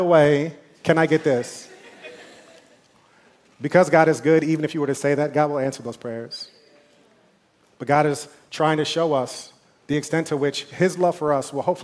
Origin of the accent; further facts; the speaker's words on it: New York, United States; I'm from New York